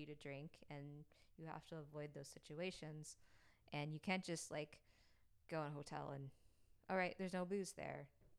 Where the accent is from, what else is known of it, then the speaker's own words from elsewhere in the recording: Oklahoma, United States; yeah, I'm from Oklahoma, and it was Indian territory for